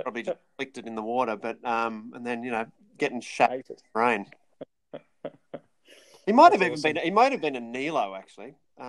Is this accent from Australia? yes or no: yes; Australia; born or raised there